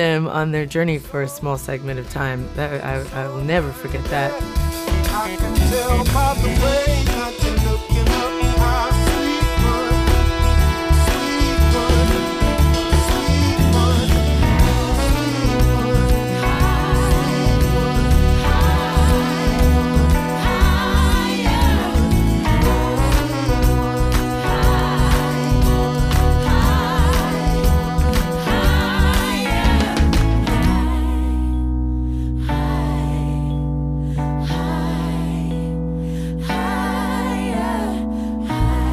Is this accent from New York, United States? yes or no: no; Hawaii, United States; moved away as an adult; also born or lived in California; now in Wellington, New Zealand; I grew up in Hawaii